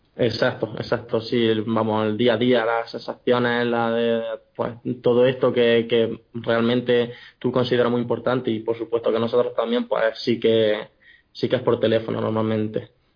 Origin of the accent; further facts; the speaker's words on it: Jaén, Andalusia, Spain; moved away as an adult; also born or lived in Granada / Murcia; soy un chico de Jaén